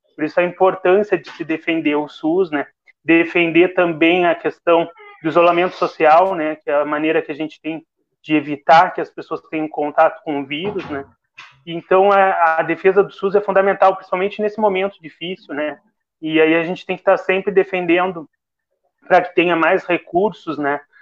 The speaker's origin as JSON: {"language": "Portuguese", "town": "Rio Grande", "region": "Rio Grande do Sul", "country": "Brazil", "said": "Eu sou do interior, a Darlene também é, eu sou lá da Quinta"}